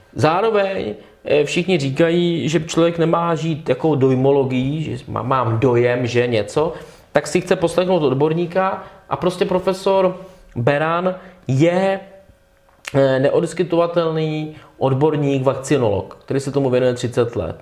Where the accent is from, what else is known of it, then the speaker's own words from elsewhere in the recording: Czechia; u nás, v Polsku, na Slovensku, v Maďarsku, to prostě vnímáme přirozeně citlivě, protože jsme tady tu cenzuru 40 let zažili